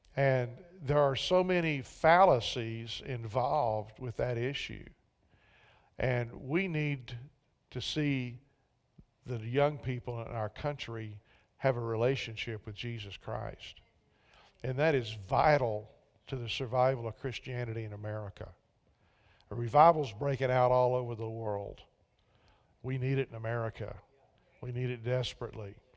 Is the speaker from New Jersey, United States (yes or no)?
no; Central Texas, United States; moved away; I was from Central Texas. So some of us Texans